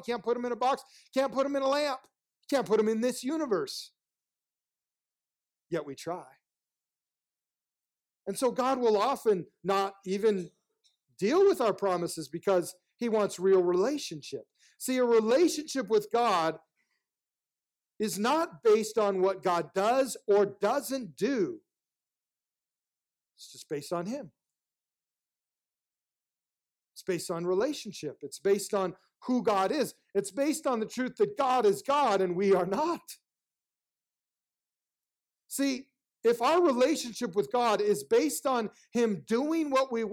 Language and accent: English; United States